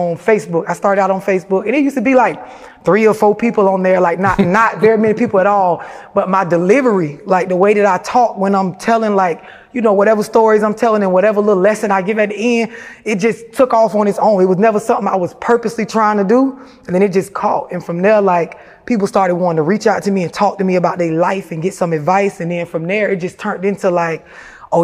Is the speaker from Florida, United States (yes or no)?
yes; St. Petersburg, Florida, United States; for the people that's familiar with St. Pete, it's like, you know, a project or an apartment complex